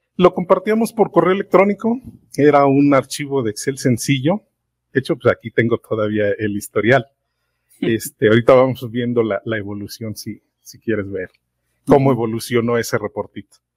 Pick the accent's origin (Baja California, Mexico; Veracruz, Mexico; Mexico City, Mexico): Mexico City, Mexico; soy de la Ciudad de México, trabajo acá en el Estado de México